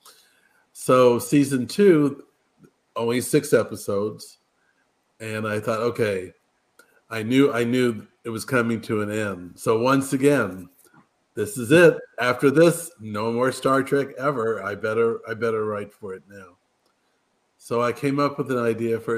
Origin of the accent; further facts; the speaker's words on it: Culver City, California, United States; also born or lived in London; I grew up in Culver City, California